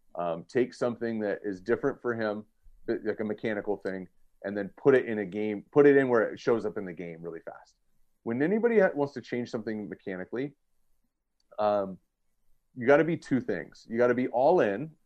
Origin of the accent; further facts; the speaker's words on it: Southern California, United States; also born or lived in Cincinnati; I grew up in Southern California, and I live here now